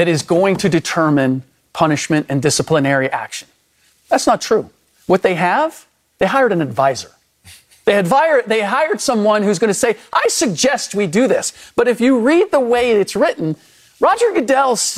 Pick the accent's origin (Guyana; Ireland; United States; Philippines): United States; first language German; English is a second language; first generation American, and German was my first language